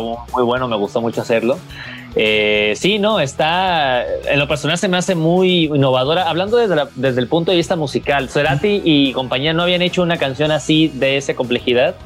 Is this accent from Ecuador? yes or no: no; Mexico; siendo mexicano